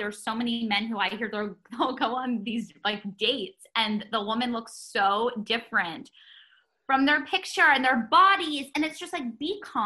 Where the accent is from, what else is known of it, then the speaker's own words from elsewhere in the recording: New York, United States; growing up in New York, having a grandmother who exposed me to an industry at such a young age